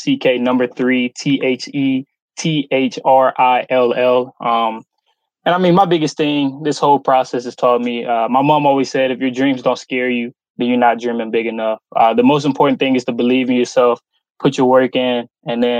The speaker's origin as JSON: {"language": "English", "town": "Memphis", "region": "Tennessee", "country": "United States", "tie": "born or raised there", "moved": "yes", "said": "I've been able to play in my hometown twice"}